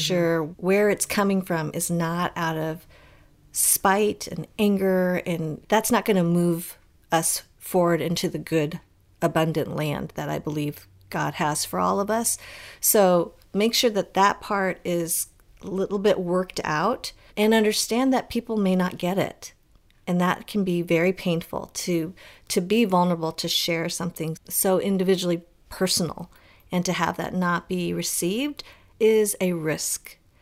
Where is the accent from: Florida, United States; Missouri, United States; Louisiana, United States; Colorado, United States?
Colorado, United States; as a young girl growing up in Colorado